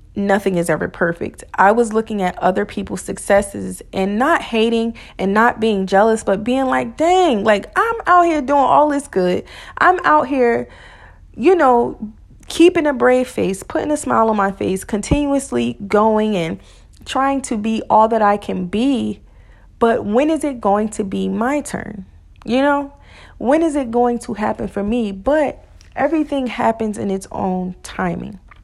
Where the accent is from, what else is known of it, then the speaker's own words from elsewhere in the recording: New Jersey, United States; moved away; I'm from Jersey.